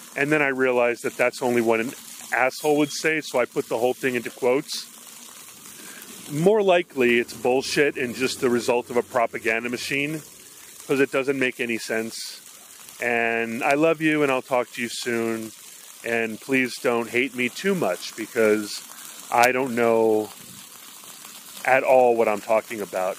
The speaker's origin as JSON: {"language": "English", "region": "Hawaii", "country": "United States", "tie": "born or raised there", "moved": "yes", "said": "growing up in Hawaii"}